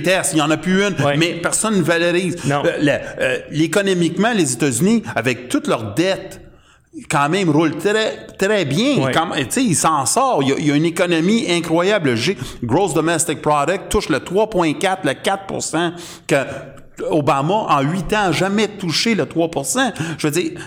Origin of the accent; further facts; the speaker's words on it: Canada; on est canadien